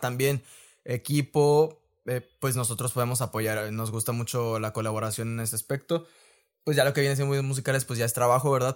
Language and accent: Spanish; Reynosa, Tamaulipas, Mexico; also born or lived in Guanajuato; soy de de Reynosa, tal cual. He vivido casi toda mi vida aquí, a excepción de, un año que estuve viviendo en Guanajuato